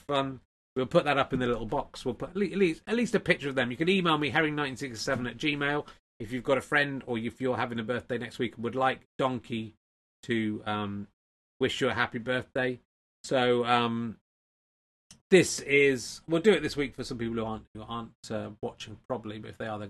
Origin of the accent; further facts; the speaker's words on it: the Southwest, South West England, United Kingdom; when I was growing up in the Southwest